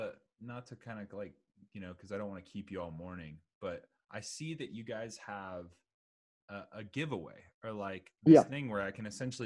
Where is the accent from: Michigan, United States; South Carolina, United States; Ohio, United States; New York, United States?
South Carolina, United States; I'm from South Carolina, and there's a Chester and there's a Lancaster.